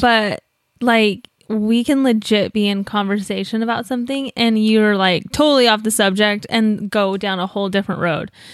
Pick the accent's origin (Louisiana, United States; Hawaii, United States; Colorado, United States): Colorado, United States; moved away; I'm from Colorado